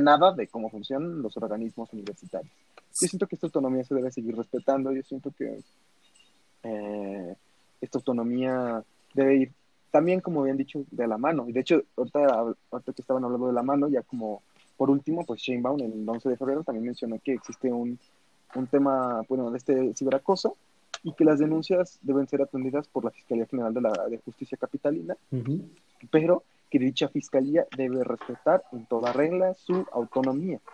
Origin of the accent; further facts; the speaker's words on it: Mexico; como mexicanos